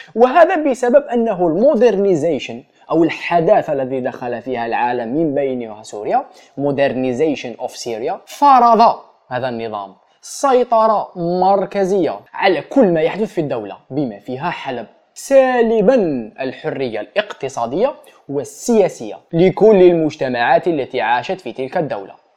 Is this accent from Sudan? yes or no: no; Ghardaia, Ghardaïa Province, Algeria; مدينتي كش واحد يعرف المشاكل تاع غردايا